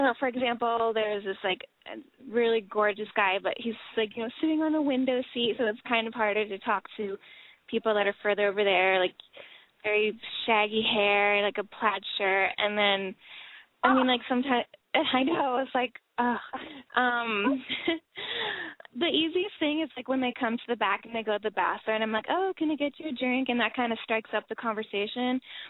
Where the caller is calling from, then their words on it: Los Angeles, California, United States; I'm 23, and I am in L.A.